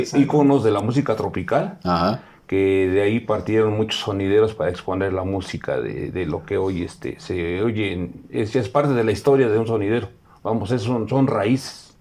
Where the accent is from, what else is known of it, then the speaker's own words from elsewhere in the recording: Melchor Ocampo, Mexico; soy del Melchor Ocampo, eh, soy nativo de allá, soy 100% melchorense